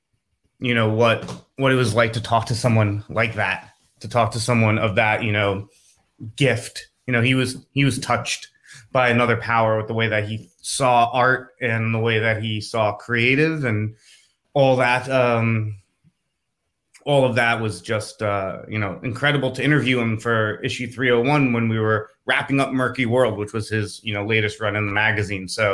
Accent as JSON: {"language": "English", "town": "New York City", "region": "New York", "country": "United States", "tie": "born or raised there", "said": "I grew up in Manhattan in Stuyvesant Town on the Lower East Side"}